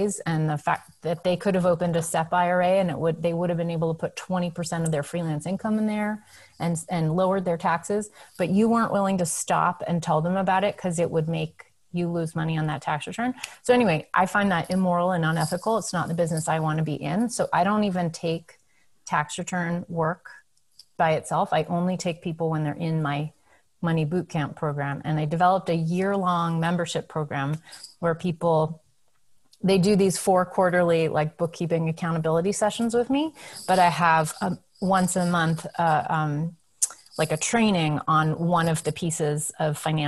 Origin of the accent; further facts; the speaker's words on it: New England, United States; I grew up in New England